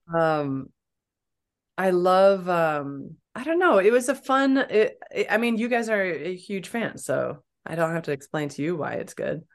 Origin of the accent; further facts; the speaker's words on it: Champaign, Illinois, United States; I grew up in Illinois, Champaign Urbana, Illinois